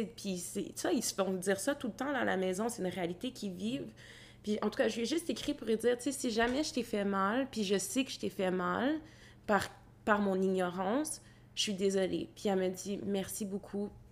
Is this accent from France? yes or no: no; Gatineau, Quebec, Canada; je suis née à Gatineau